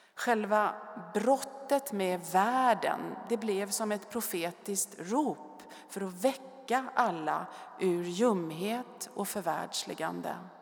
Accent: Stockholm, Stockholm County, Sweden; Jag är född i Stockholm och bodde första fyra åren granne med Bellman på Urvädersgränd, högt uppe på Söders höjder

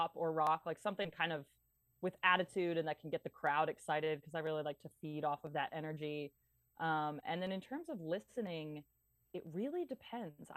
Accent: Pennsylvania, United States; moved away as an adult; now in Nashville, United States; I am from Pennsylvania and I am currently living in Nashville, Tennessee

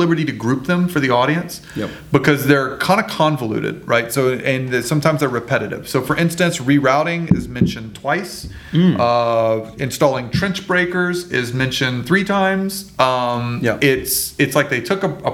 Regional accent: Louisiana, United States; I'm from Louisiana

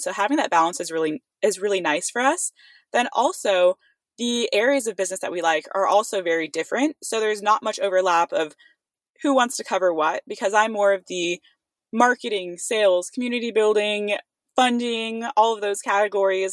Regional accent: Livermore, California, United States; also born or lived in Santa Barbara, California; my hometown of Livermore, California

